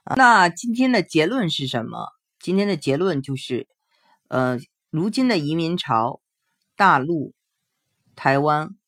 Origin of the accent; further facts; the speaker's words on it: China; 我们大陆这边